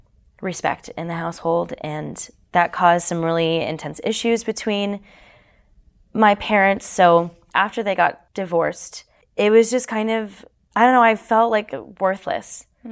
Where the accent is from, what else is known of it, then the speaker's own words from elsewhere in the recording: Canada; moved away; And then when we moved down here from Canada, because I'm Canadian